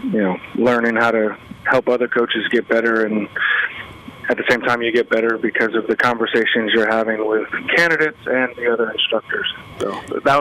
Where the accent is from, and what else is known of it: Cary, North Carolina, United States; born or raised there; also born or lived in Boston / upstate New York